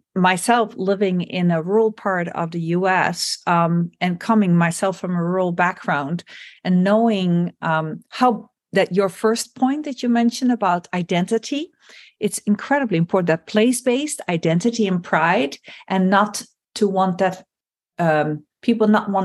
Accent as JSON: {"language": "English", "country": "Netherlands", "second_language": "English", "said": "And it's led in the Netherlands, my home country, to a significant political upheaval"}